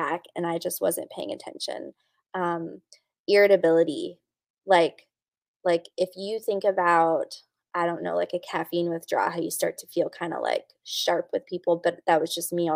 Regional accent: North Carolina, United States; now in Pennsylvania, United States; I'm from North Carolina

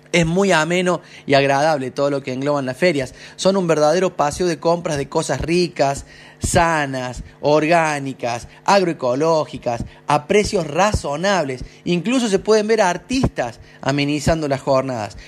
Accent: Sierras Chicas, Córdoba, Argentina; soy residente de Sierras Chicas, en Villallende, Unquillo, Río Ceballos

